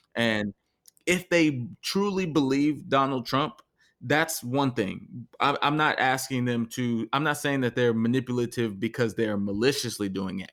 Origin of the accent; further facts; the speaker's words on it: Texas, United States; we're from Texas